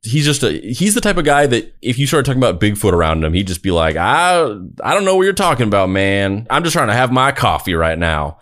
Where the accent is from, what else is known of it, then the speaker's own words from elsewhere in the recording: Roswell, New Mexico, United States; I grew up in Roswell, fucking New Mexico. That is my hometown that I grew up